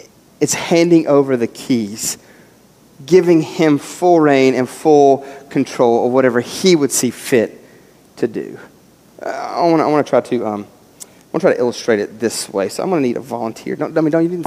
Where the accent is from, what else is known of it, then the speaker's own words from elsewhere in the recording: West Virginia, United States; moved away; Growing up in West Virginia